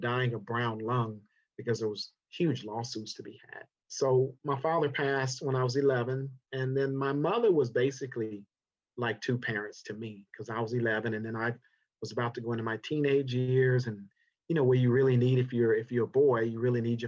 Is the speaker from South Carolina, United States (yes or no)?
yes; South Carolina, United States; now in Los Angeles, United States; I'm from South Carolina originally. I was born there in 1962 in August